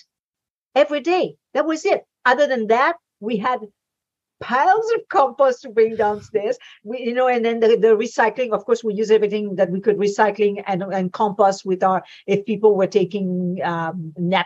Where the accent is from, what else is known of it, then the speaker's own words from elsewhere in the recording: Quebec, Canada; I'm in Canada, and mm-hmm. I was brought up in Quebec.